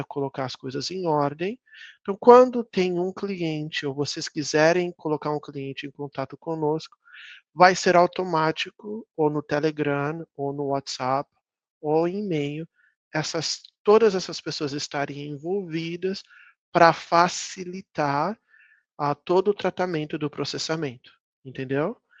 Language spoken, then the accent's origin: Portuguese; Brazil; moved away as an adult; now in United States; são 23, 24 anos longe do Brasil